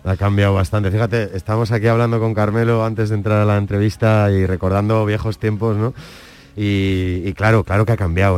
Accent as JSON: {"language": "Spanish", "town": "San Sebastián", "region": "Basque Country", "country": "Spain", "said": "soy donostiarra"}